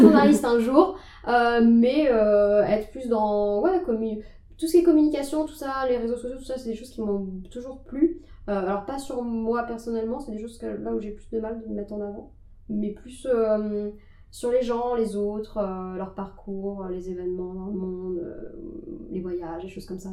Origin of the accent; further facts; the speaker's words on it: Nantes, Pays de la Loire, France; moved away as an adult; now in Paris, France; je suis originaire de Nantes